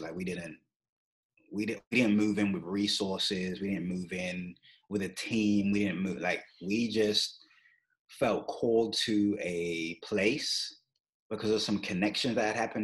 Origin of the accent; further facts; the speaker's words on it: London, United Kingdom; moved away as an adult; now in Kansas City, United States; I grew up in London, England.